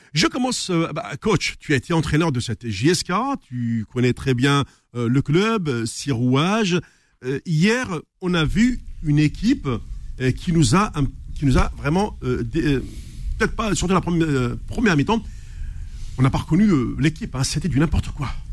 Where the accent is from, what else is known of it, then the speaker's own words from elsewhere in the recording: Tixirt, Algeria; also born or lived in Paris, France; now in France; je me retrouve chez moi à Tixirt